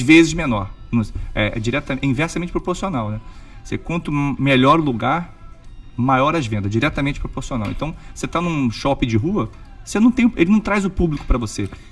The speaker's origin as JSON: {"language": "Portuguese", "region": "Rio de Janeiro", "country": "Brazil", "moved": "as an adult", "lives_now": "Orlando, United States", "said": "sou do Rio de Janeiro, é, minha família é tradicional no Rio de Janeiro"}